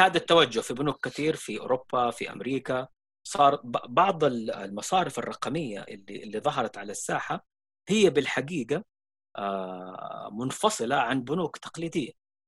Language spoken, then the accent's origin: Arabic; Saudi Arabia; عندنا في السعوديه